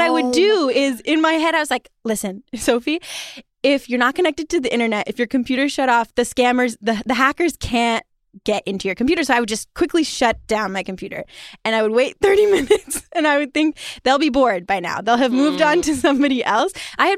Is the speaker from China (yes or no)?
yes; China; To give you some context, I grew up partially in China.